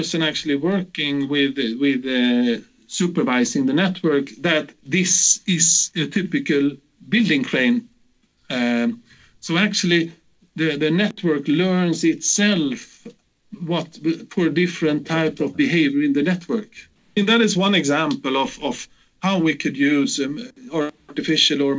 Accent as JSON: {"language": "English", "town": "Gothenburg", "region": "Västra Götaland", "country": "Sweden", "tie": "born or raised there", "said": "my hometown Gothenburg"}